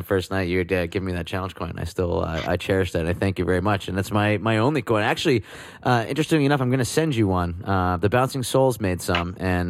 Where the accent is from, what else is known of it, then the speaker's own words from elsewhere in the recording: New Jersey, United States; I'm from New Jersey.